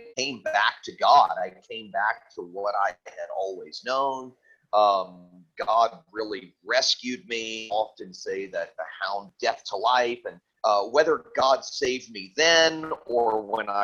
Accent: Fort Lauderdale, Florida, United States; also born or lived in Tennessee; I lived riotously in my hometown of Fort Lauderdale for about 6 or 7 years

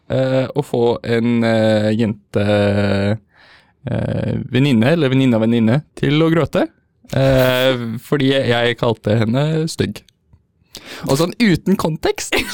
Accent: Oslo, Norway; also born or lived in Trøndelag; jeg er fra Oslo også

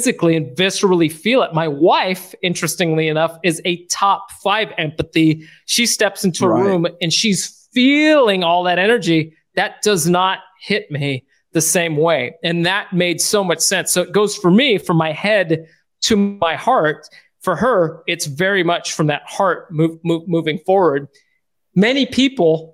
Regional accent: United States; moved away as an adult; also born or lived in Sacramento, California; now in Barbados; our family's journey of being an American family, moving in the middle of the pandemic to Barbados

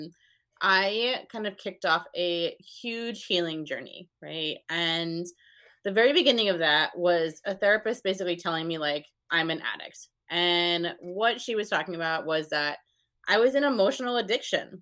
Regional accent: north of Albany, upstate New York, United States; I'm about 20 minutes north of Albany, just below Saratoga.

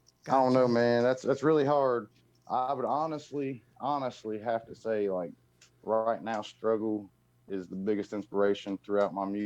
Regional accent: Muncie, Indiana, United States; moved away as an adult; also born or lived in Bowling Green, Kentucky; being from Indiana, but I lived in the South for 6 years and I moved back here because my dad got cancer.

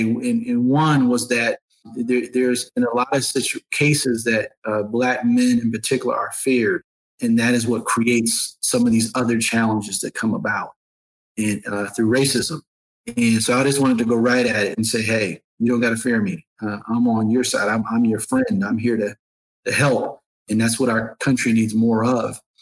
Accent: Syracuse, New York, United States; now in Atlanta, United States; Growing up in Syracuse as a young person

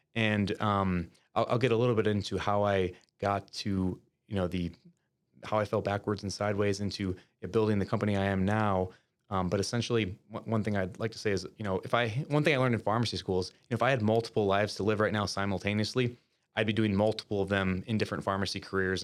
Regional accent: Winona, Minnesota, United States; now in Minneapolis, United States; I'm originally from, um, uh, Winona, Minnesota, which is a rural town about two hours south of the Twin Cities metro area.

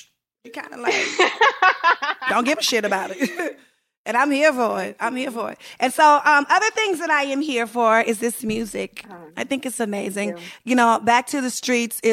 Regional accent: United States; we lived in Bubblefuck DMV area

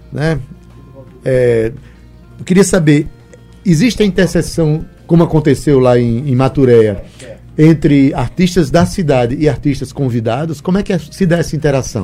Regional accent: Itabaiana, Paraíba, Brazil; minha cidade, lá de Itabaiana

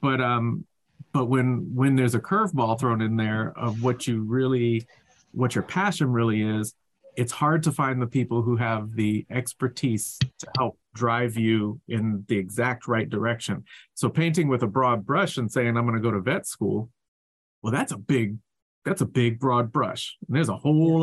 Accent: North Carolina, United States; I grew up in North Carolina

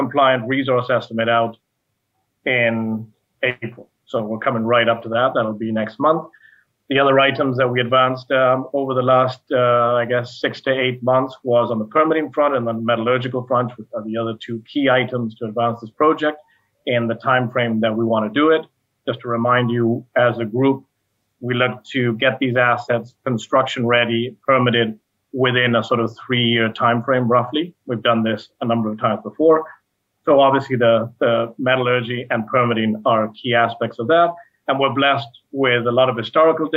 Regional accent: Argentina; now in Canada; I grew up in Argentina on a farm that had many more bees

